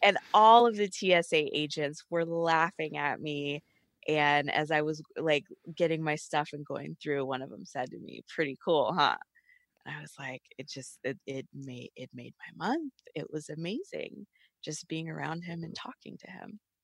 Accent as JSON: {"language": "English", "town": "Atlanta", "region": "Georgia", "country": "United States", "said": "I'm from Atlanta"}